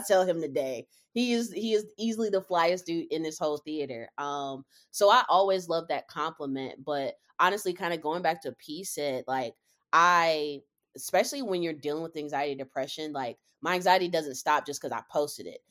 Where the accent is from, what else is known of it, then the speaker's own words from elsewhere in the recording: Charlotte, North Carolina, United States; moved away as an adult; also born or lived in Cincinnati, Ohio; born and raised in Charlotte, North Carolina